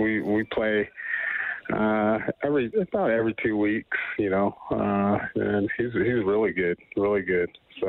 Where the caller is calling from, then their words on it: Palm Desert, California, United States; I'm checking in from Palm Desert, California. Been down here for, about 8 years, 9 years now.